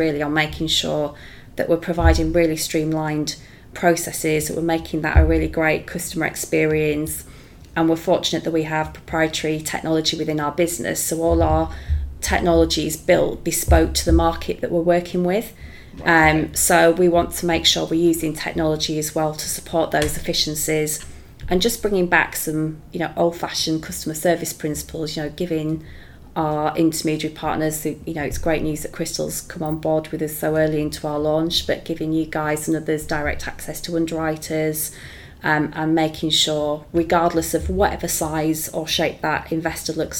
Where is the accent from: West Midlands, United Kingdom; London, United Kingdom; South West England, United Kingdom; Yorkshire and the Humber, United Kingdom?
Yorkshire and the Humber, United Kingdom; Leeds; I'm a big Leeds United fan, so that's my hometown